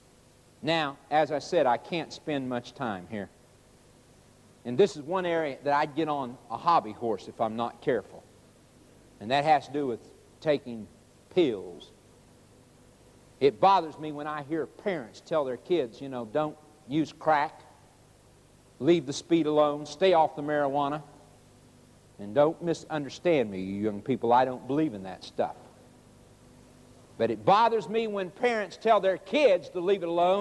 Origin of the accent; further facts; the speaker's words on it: Oklahoma, United States; also born or lived in Chicago, Illinois; When I was 9 years old, we moved from Chicago, Illinois, to Oklahoma.